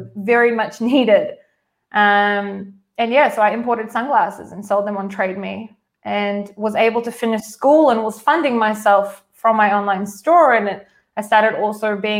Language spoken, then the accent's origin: English; New Zealand; moved away as an adult; now in Israel; I'm a Kiwi. Born to Israeli parents, and then I moved to Israel when I was 21